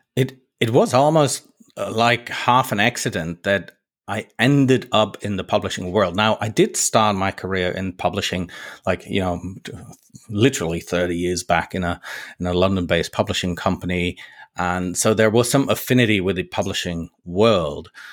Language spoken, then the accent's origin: English; Germany; moved away as an adult; now in Switzerland; I'm based in Switzerland now. I'm, I'm a native German. You know, I grew up in Germany.